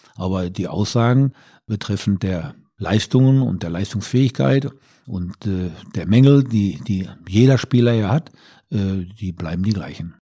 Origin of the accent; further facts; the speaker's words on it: Ruhr area, North Rhine-Westphalia, Germany; wir kommen ja beide aus dem Ruhrgebiet